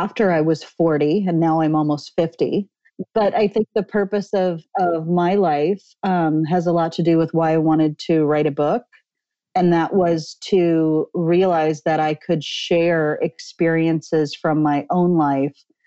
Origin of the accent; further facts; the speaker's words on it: Midwest, United States; also born or lived in Manhattan, New York / Los Angeles; now in Ojai, United States; I grew up in the Midwest as a Lutheran